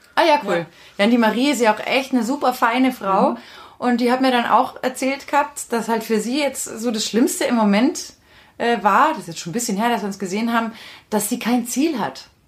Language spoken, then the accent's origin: German; Freilassing, Bavaria, Germany; bei uns in Freilassing